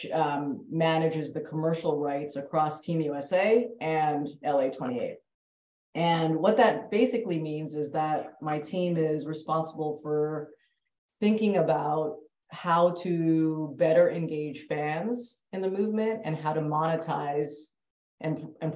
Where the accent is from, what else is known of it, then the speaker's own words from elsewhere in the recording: Canada; moved away as an adult; now in Bay Area, United States; am Canadian born Indian female and have been in sport my entire life and grew up in Canada